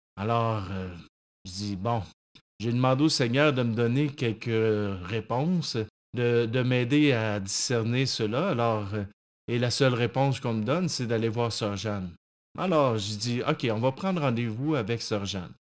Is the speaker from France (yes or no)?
no; Saint-Hyacinthe, Quebec, Canada; retourner dans mon patelin à Saint-Hyacinthe à l'époque